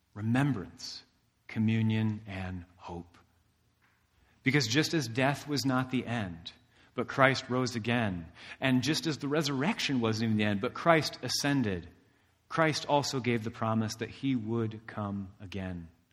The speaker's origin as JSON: {"language": "English", "region": "Indiana", "country": "United States", "said": "I'm from Indiana"}